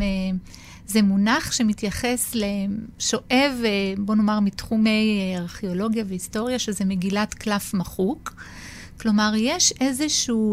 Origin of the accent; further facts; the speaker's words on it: Acre, Northern District, Israel; אני ילידת עכו